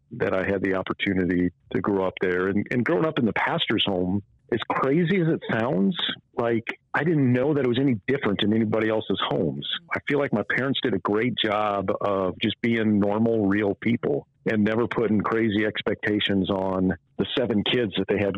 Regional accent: North Dakota, United States; I grew up right here in North Dakota

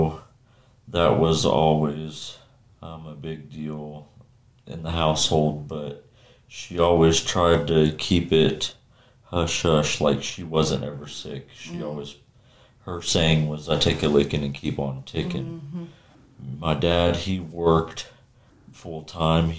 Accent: Kansas, United States; I'm from Kansas, a small town about 50 miles south of Kansas City.

